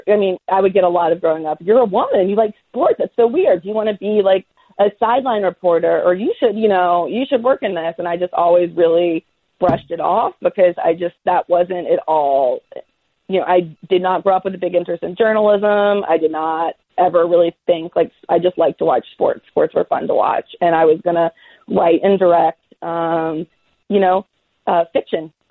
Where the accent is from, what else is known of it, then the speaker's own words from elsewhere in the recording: Greensboro, North Carolina, United States; I'm from Greensboro